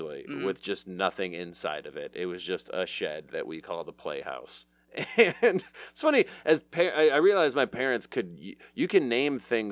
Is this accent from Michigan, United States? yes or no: yes; Southfield, Michigan, United States; I grew up in Southfield, at 8 Mile